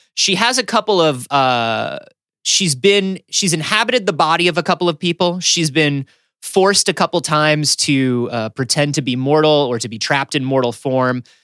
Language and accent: English; Florida, United States; growing up in Florida